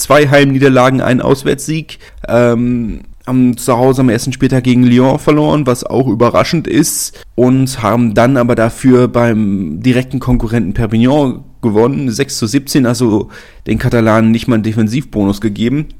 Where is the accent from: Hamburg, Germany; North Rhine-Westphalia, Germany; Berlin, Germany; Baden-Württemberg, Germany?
Berlin, Germany; Als Berliner